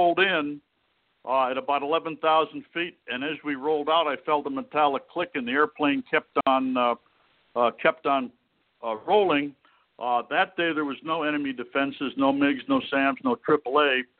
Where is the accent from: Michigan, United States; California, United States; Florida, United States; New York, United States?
New York, United States; upstate; born or raised there; moved away as an adult; also born or lived in Montreal, Canada / Syracuse, New York / Cleveland, Ohio / Toledo, Ohio; now in Meridian, United States